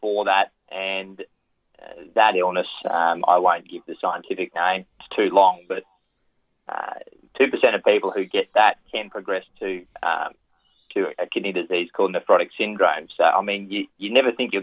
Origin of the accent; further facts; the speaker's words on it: Thangool, Queensland, Australia; moved away as an adult; also born or lived in Rockhampton, Queensland / Singapore; now in Sydney, Australia; I grew up in Western Queensland or Central Queensland, a place called Dangoodle